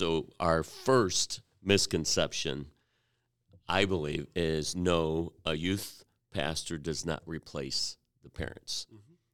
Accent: Cleveland, Ohio, United States; moved away; We're in Cleveland, hometown

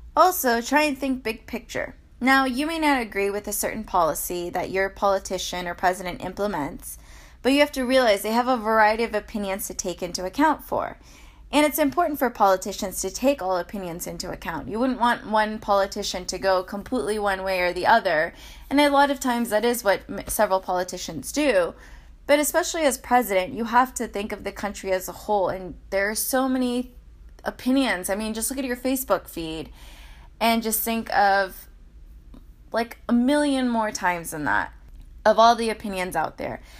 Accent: United States; we're all American

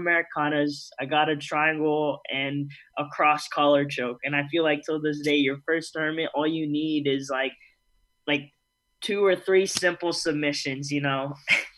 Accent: Georgia, United States; growing up in Georgia

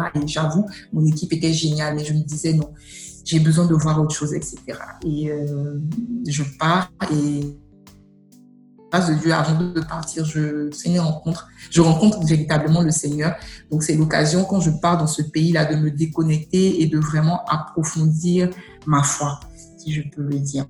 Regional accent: Côte d’Ivoire; also born or lived in United States; chez nous en Côte d'Ivoire

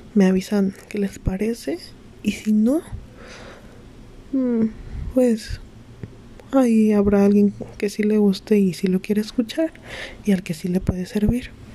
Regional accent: Mexico; tengo 19 años, eh, soy de México

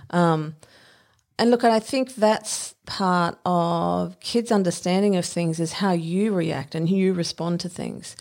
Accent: Brisbane, Queensland, Australia; I lived, I grew up in Spring Hill

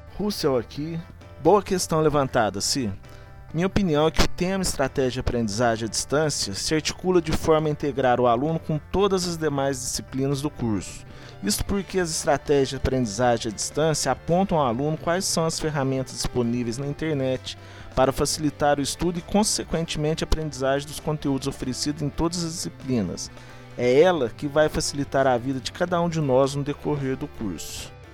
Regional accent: Itaú de Minas, Minas Gerais, Brazil; sou de Itaú de Minas

